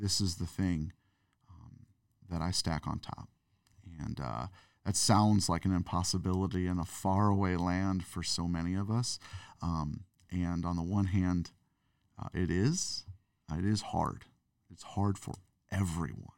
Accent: St. Louis, Missouri, United States; growing up in Saint Louis, Missouri

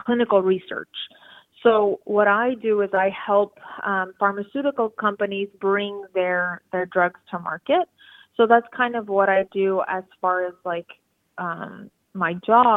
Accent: Los Angeles, California, United States; I am from Los Angeles, California

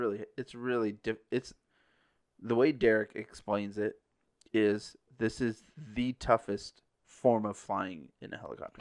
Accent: Parker, Arizona, United States; I grew up around off-road racing growing up in Parker

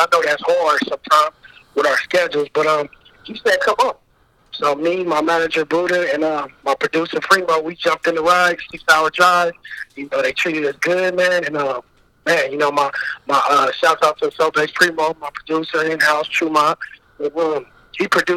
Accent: Richmond, California, United States; I'm from Richmond, California

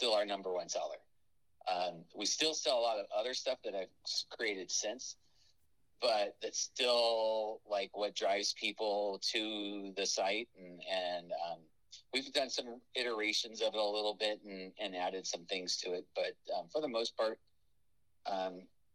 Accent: Los Angeles, California, United States; moved away; also born or lived in Burbank; I grew up in North Hollywood or Burbank, and for a period of time until I was about 14 or so

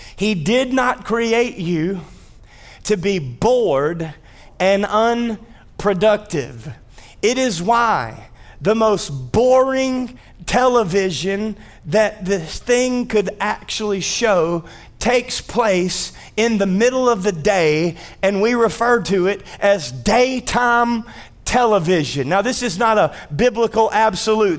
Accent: North Louisiana, United States; born and raised in North Louisiana in the United States of America

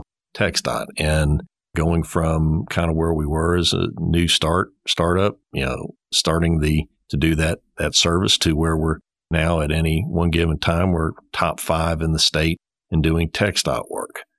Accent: Houston, Texas, United States; growing up in Houston at that time

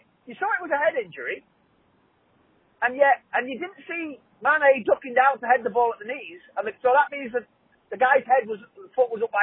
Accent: Liverpool, North West England, United Kingdom; I'm from Liverpool

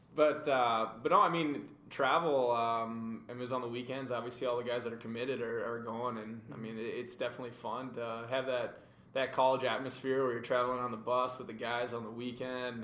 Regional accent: Maple Grove, Minnesota, United States; Born and raised in Minnesota, actually not too far from Matt, uh, out of Maple Grove.

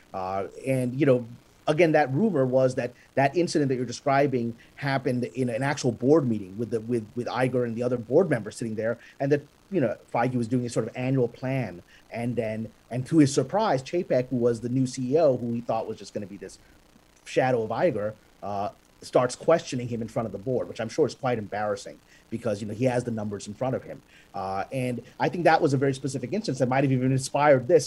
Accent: Pakistan; I'm a Pakistani Muslim guy

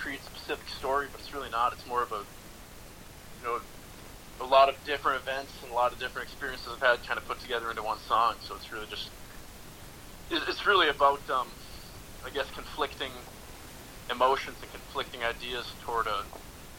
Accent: Duluth, Minnesota, United States; I'm from Duluth, Minnesota

